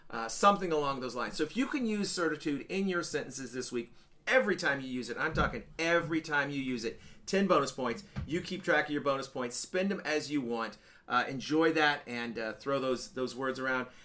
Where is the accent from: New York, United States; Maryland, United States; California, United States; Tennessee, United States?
Tennessee, United States; Nashville; But anyhow, we're here from Nashville right now and uh, fixing to leave tomorrow morning on our cross country road trip.